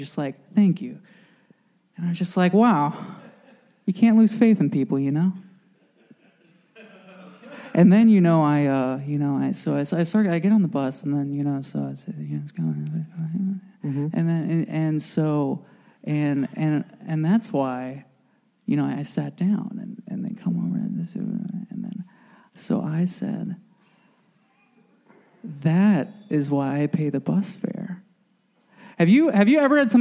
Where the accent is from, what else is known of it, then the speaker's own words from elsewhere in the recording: Northern Virginia, United States; I grew up in Northern Virginia